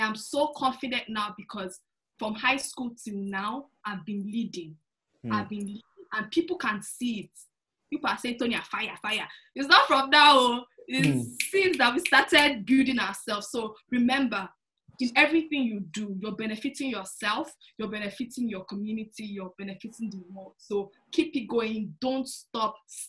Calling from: Toronto, Ontario, Canada; also born or lived in Montreal, Canada; I'm calling from... So my school was in Montreal, Canada, but now I moved to Toronto, Canada.

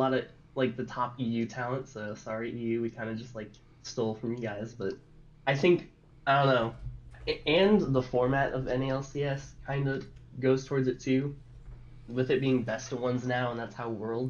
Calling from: St. Louis, Missouri, United States; I'm calling from St. Louis, Missouri.

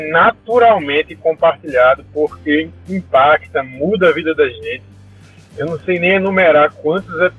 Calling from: Recife, Pernambuco, Brazil; sou aqui de Recife, cara.

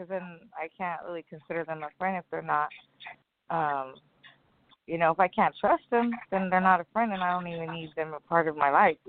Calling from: California, United States

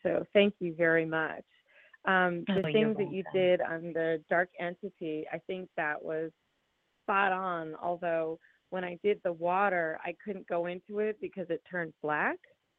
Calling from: New Jersey, United States; I'm calling from New Jersey.

